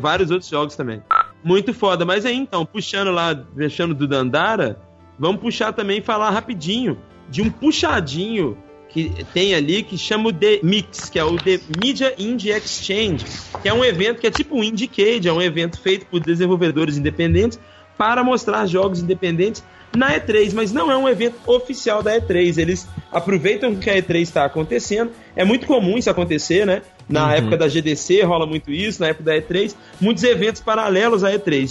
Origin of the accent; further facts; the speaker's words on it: Belo Horizonte, Minas Gerais, Brazil; gente boa lá da minha cidade natal